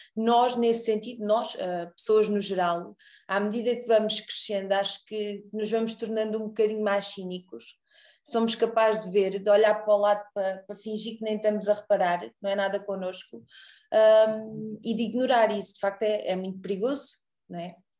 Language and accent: Portuguese; Arraiolos, Alentejo, Portugal; eu sou de Arraiolos. Também sou alentejana.